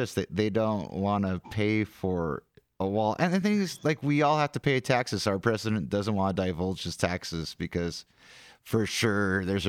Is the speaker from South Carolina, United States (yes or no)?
yes; South Carolina, United States; I'm a weirdo from Carolina.